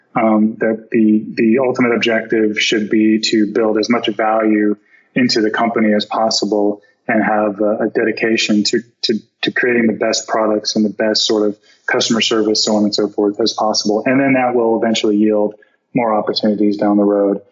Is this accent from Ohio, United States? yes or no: no; Florida, United States; I'm from Florida